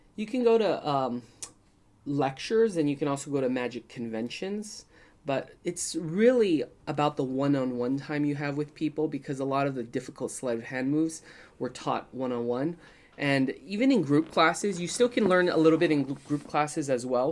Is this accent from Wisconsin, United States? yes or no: no; San Francisco, California, United States; I grew up in San Francisco